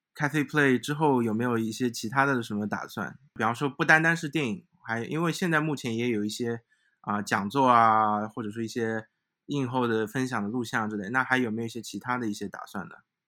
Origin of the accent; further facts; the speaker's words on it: Shanghai, China; 因为我自己是上海人